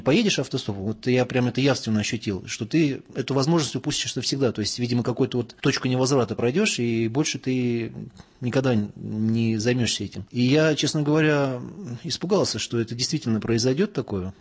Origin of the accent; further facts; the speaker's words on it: Russia; also born or lived in Moscow; я православный христианин из России